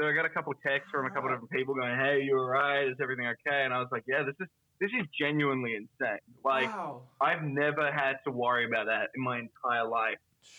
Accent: New Zealand; now in United States; I am a Kiwi.

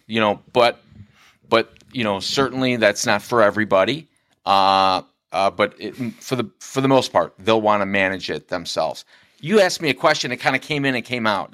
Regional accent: Lincoln Way area, Illinois, United States; now in Frankfort, United States; I'm originally from the Lincoln Way area.

